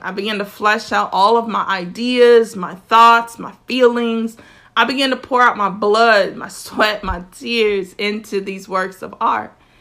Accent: South Florida, United States; I'm from South Florida, so my grammar is a little bit different

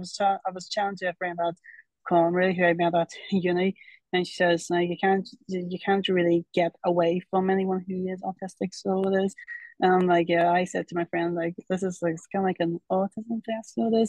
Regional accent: Ireland; I'm from Ireland, and I like Doctor Who, so I do.

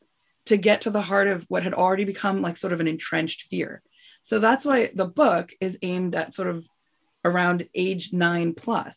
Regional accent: United States; I'm from New York

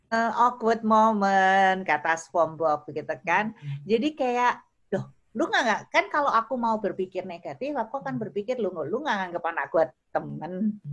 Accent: Java, Indonesia; kalau orang Jawa aku tuh Jawa banget tuh

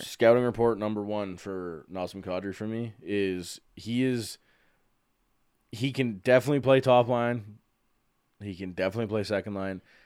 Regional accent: Calgary, Alberta, Canada; I'm born and raised in Calgary, been here just about my entire life

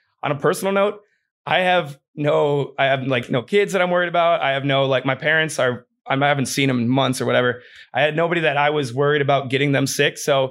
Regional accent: Wisconsin, United States; now in Austin, United States; that's just really where I came from Wisconsin, because I had a really bad time when I first started in comedy.

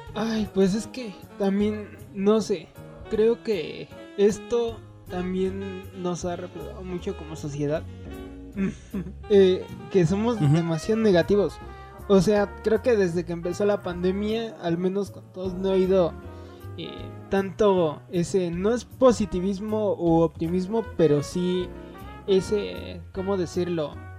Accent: State of Mexico, Mexico; nosotros que somos del Estado de México

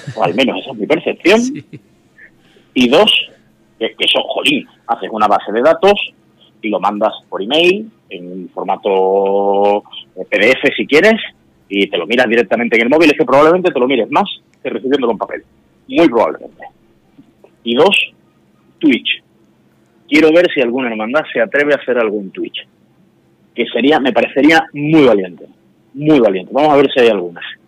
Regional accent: Seville, Andalusia, Spain; moved away as an adult; now in Madrid, Spain

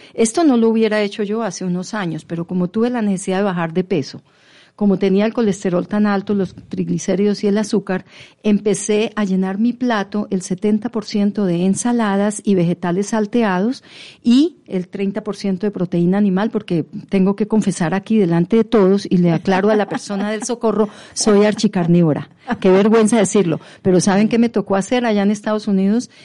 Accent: Pamplona, Norte de Santander, Colombia; yo vengo de Pamplona y mi papá fue cafetero. Y mm. entonces teníamos una fábrica de café en Pamplona llamada Café Reyes.

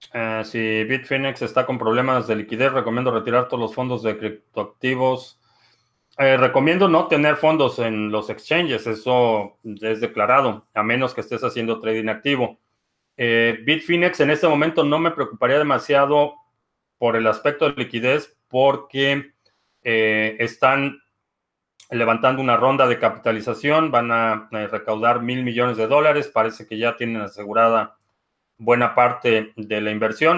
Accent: Mexico; now in United States; crecí en México

